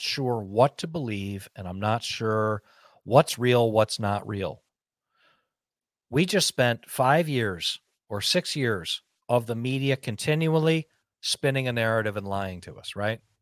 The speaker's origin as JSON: {"language": "English", "country": "United States", "said": "as an American"}